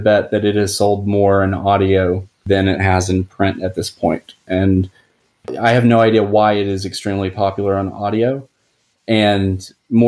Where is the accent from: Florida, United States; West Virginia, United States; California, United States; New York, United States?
West Virginia, United States; Huntington; moved away as an adult; also born or lived in Washington, D.C. / Pittsburgh area; my hometown of Huntington, West Virginia